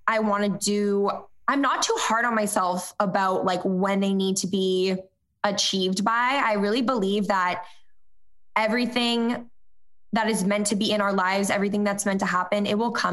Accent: Cape Cod, Massachusetts, United States; growing up on the Cape

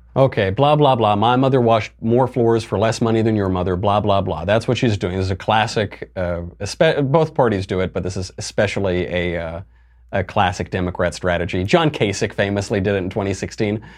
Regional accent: New York, United States; as a New Yorker, I can tell you the price on those is like seven zillion dollars per ticket

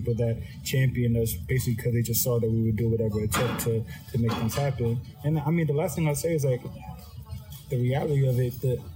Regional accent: Atlanta, Georgia, United States; we're from Atlanta

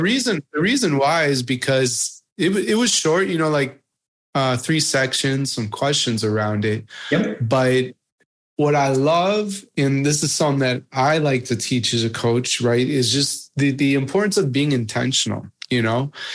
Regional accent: United States; being an American

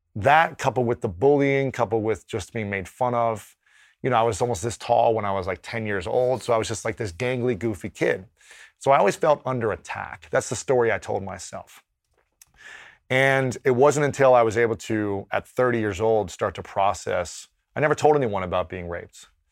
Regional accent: Ohio, United States; growing up in Ohio as a straight man

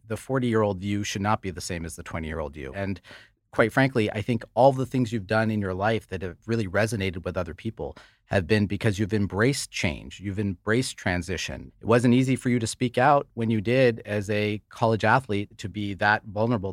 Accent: United States; we both grew up in the United States

